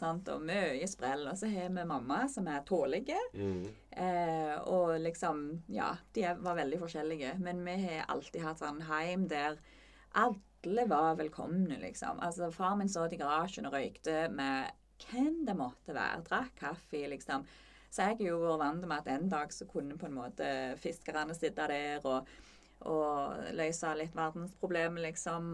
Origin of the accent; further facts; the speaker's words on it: Møre og Romsdal, Norway; also born or lived in Molde; now in Jæren, Norway; jeg er fra Møre og Romsdal